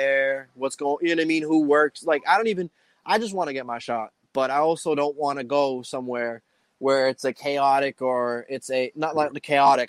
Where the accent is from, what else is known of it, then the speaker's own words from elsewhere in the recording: Boston, Massachusetts, United States; My family's from South. My mom is from Southie. I lived in Southie for a little bit as a kid, and then I moved to Eastie, and I lived in Eastie. So I'm from Southie, raised in Eastie.